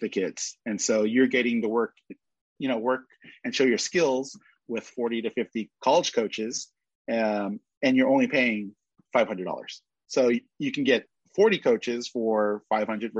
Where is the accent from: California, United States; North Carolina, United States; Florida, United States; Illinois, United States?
California, United States; Pasadena; also born or lived in San Gabriel; I was born in Pasadena. And then I live in San Gabriel